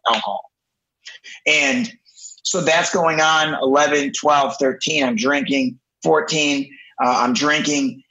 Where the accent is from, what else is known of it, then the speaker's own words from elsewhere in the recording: Detroit, Michigan, United States; I'm originally from Metro Detroit, so Detroit, Michigan. I grew up about 10 minutes from downtown Detroit